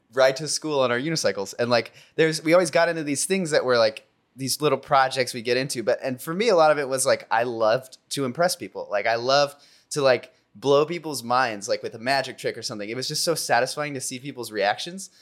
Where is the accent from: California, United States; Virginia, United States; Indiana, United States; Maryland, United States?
California, United States; Culver City; I grew up in Culver City